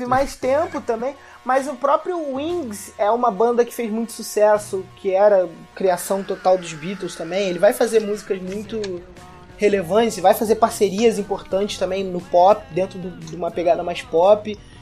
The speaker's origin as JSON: {"language": "Portuguese", "region": "Rio de Janeiro", "country": "Brazil", "said": "como carioca que vai no, no frequento carnaval"}